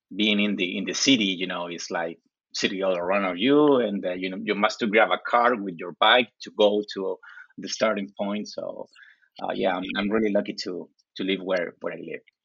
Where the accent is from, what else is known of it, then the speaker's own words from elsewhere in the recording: Chile; English is a second language; I live in the coast of Chile. It's like two hours driving from Santiago.